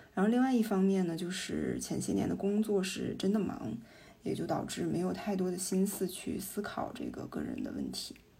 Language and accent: Chinese; northern China, China; 我是北方人，今年三十出头，呃，学历是研究生，因为是财经专业